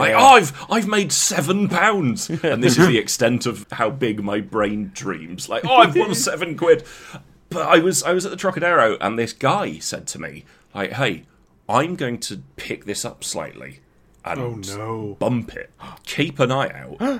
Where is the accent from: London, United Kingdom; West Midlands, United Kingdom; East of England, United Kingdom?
West Midlands, United Kingdom; Coventry; growing up in Coventry